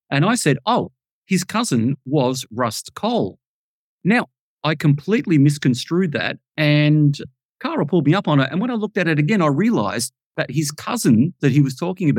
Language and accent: English; Melbourne, Victoria, Australia; I come from Melbourne in Australia, Victoria